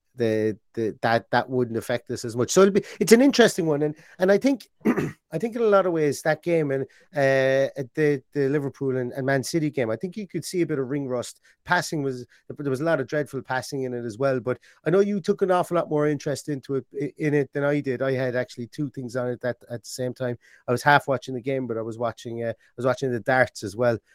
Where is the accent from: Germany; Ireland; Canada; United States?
Ireland; I'm Irish.